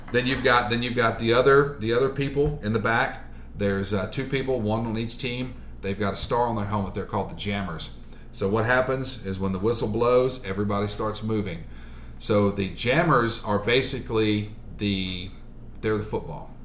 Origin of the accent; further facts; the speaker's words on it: Columbus, Mississippi, United States; also born or lived in Maryland; I was born in Maryland, but I, did, I was raised here in Columbus, yeah. Mississippi. I was raised in the South.